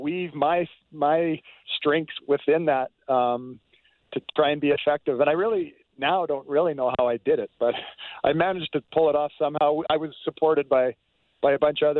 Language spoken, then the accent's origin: English; Western Canada, British Columbia, Canada; I grew up in Western Canada, British Columbia